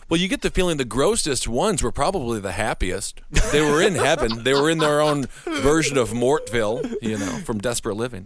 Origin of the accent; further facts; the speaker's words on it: Wisconsin, United States; I'm from Wisconsin